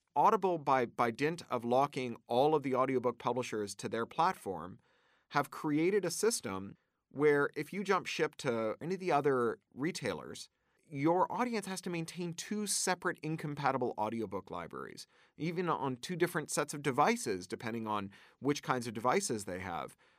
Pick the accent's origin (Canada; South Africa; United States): Canada; moved away as an adult; also born or lived in United Kingdom; I grew up in Canada, which has a robust arts funding, uh, regime